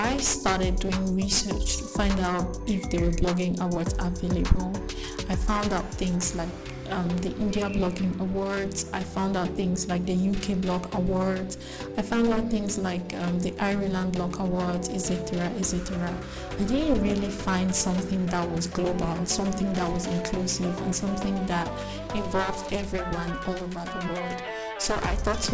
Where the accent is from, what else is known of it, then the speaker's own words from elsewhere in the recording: English-speaking part of Cameroon, Anglophone Cameroon, Cameroon; I come from the English-speaking part of Cameroon in Africa.